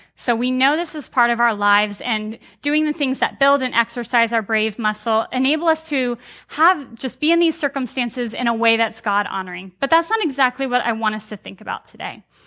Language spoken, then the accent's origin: English; United States; as American Christians